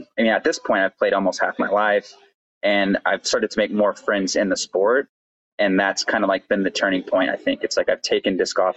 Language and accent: English; Austin, Texas, United States; I'm from Austin, Texas